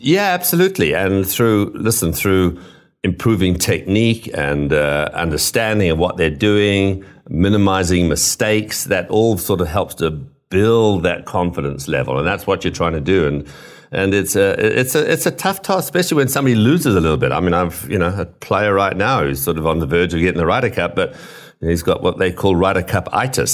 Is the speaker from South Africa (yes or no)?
no; Zimbabwe; moved away; also born or lived in United Kingdom; I grew up in Africa and, and Rhodesia or Zimbabwe as it is now. So although I was born in the U K